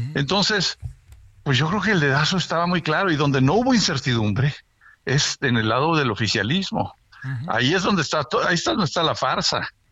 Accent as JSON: {"language": "Spanish", "town": "Monterrey", "region": "Nuevo León", "country": "Mexico", "moved": "as an adult", "said": "ya voy para tres años viviendo de regreso en mi tierra, en Monterrey"}